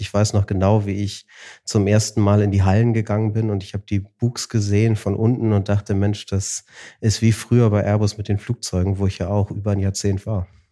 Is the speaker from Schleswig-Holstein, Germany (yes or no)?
no; Hamburg, Germany; Wir sind in Hamburg groß geworden.